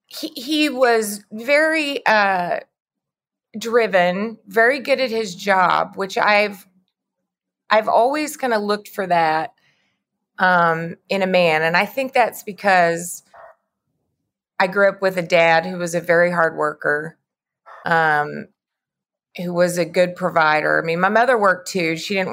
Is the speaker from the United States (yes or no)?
yes; the Bible Belt, United States; I grew up in the Bible Belt, so a lot of those messages were very strong for me.